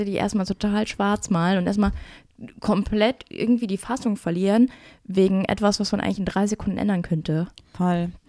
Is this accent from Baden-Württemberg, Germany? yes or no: no; Duisburg, North Rhine-Westphalia, Germany; Ich bin aus Duisburg.